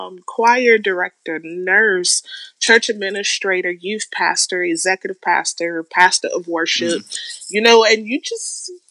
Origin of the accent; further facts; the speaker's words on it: Chicago, Illinois, United States; It's a much different world that I grew up in Chicago than what Chicago is today.